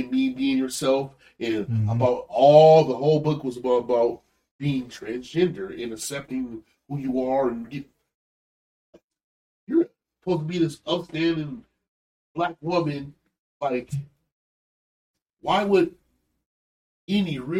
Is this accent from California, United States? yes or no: no; Holland, Michigan, United States; I've been growing up in Holland, Michigan